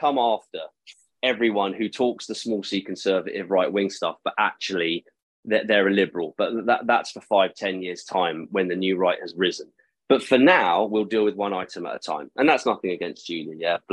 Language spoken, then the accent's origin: English; Eastbourne, South East England, United Kingdom; I'm from Eastbourne